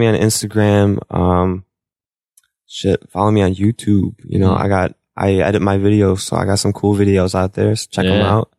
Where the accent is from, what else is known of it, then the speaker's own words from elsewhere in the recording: Chicago, Illinois, United States; I'm from Chicago